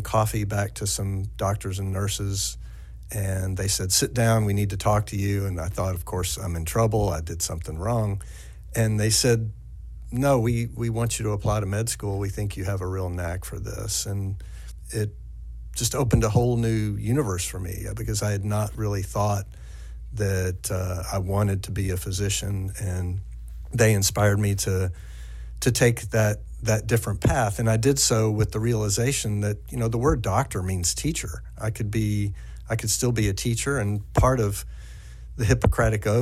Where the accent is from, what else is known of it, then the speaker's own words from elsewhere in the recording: East Tennessee, United States; moved away; also born or lived in Central Kentucky; my original home of East Tennessee